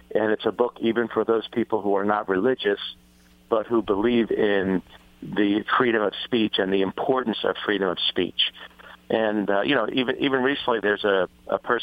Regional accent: New Jersey, United States; I'm from New Jersey

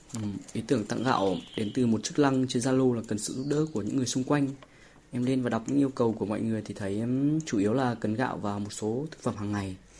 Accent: Phu Xuyen, Hanoi, Vietnam; quê em thì ở Phú Xuyên, Hà Nội.

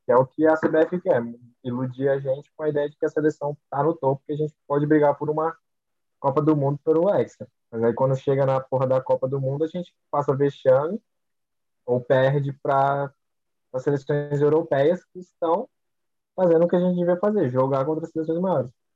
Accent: Brazil; eu sou brasileiro

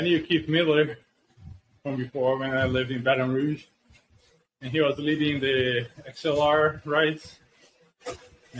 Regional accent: Brazil; moved away as an adult; now in Syracuse, United States; I grew up swimming in Brazil and was national age group champion

